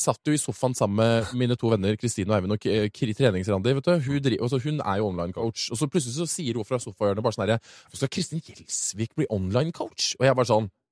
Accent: Oslo, Norway; also born or lived in San Francisco; jeg vokste opp i Oslo

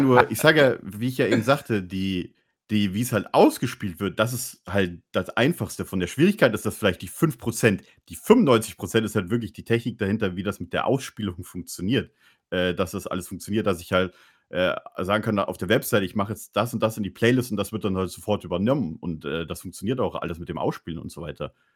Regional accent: Bavaria, Germany; moved away; ich komme aus Bayern

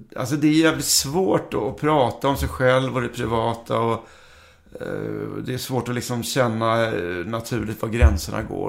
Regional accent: Karlskrona, Blekinge, Sweden; also born or lived in Stockholm; Jag är uppvuxen i, jag, när jag var liten så flyttade vi till Karlskrona. Jag var väl två år. Eh, jag föddes i Stockholm.

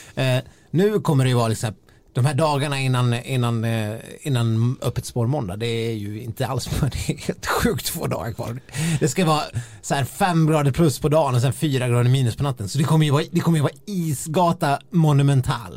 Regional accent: Dalarna County, Sweden; moved away; de tre, fyra gångerna jag har varit hemma i Dalarna under vintern

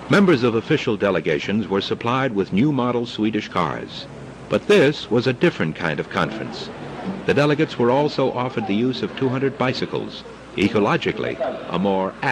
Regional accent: Oslo, Norway; Mer spesifikt er at jeg vokste opp i Oslo, på grensen mot Nordmarka. Og hele min barndom var Nordmarka det stedet jeg levde i.

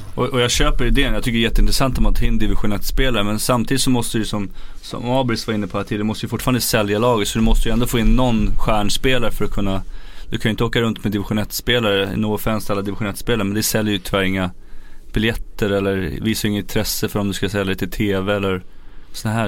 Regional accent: Sweden

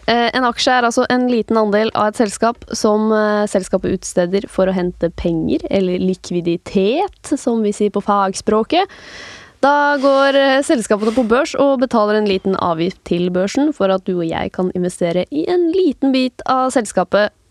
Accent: Norway; selv om jeg er norsk, så kan jeg handle på utenlandske børser?

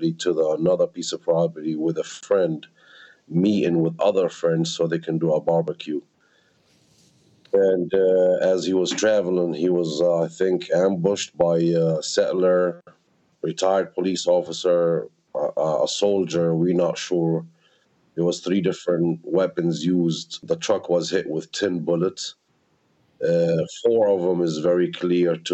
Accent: Al-Mazra'a ash-Sharqiya, West Bank, Palestine; also born or lived in Gretna, Louisiana, United States; now in Al-Mazra'a ash-Sharqiya, Palestine; I was born here in Palestine, in Mazar Sharkiyat, about 25 miles away from Jerusalem.

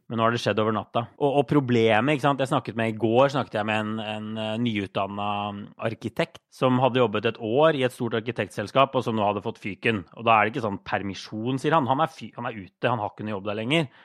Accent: Drammen, Buskerud, Norway; moved away as an adult; also born or lived in Brussels / New York; now in Brooklyn, United States; i Drammen, der jeg er fra

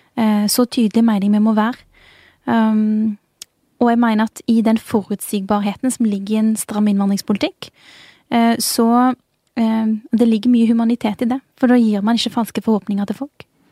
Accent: Bjørheimsbygd, Rogaland, Norway; moved away as an adult; now in Oslo, Norway; jeg kommer fra Bjørheimsbygd. Det ligger utenfor Tau, som ligger utenfor Jørpeland, som ligger utenfor Stavanger. Så det er et veldig lite sted på Vestlandet.

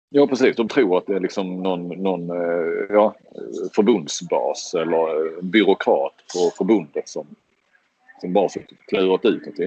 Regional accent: Sweden; som svensk

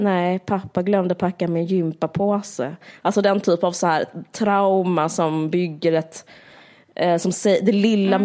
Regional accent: Sweden; som svensk är man så, man är så väder, väderrelaterad

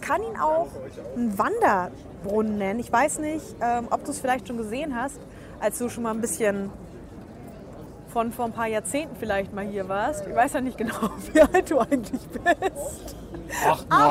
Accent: Berlin, Germany; now in Saarbrücken, Germany; ich bin gebürtige Berlinerin

